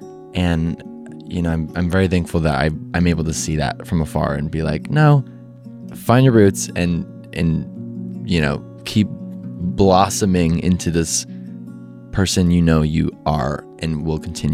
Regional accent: Midwest, United States; Because, you know, I'm from the Midwest. I'm from a very normal scenery

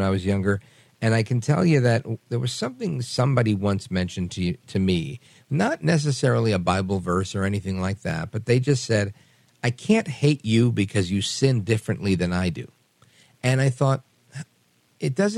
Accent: New York, United States; now in New Jersey, United States; I'm from New York originally. I live in Jersey now.

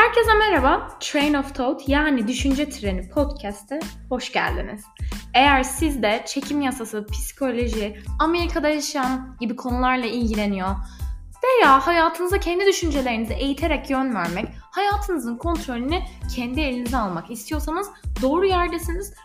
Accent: İzmir, Turkey; moved away as an adult; also born or lived in Istanbul; now in Los Angeles, United States; ben İzmirliyim.

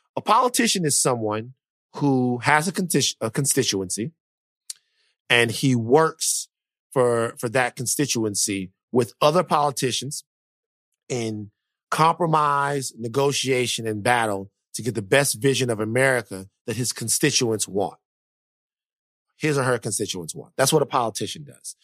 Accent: Louisiana, United States; I am from Louisiana

